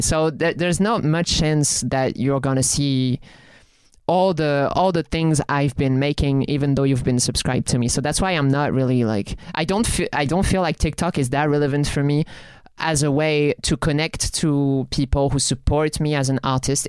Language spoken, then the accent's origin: English; France; accent: French; It was with my French accent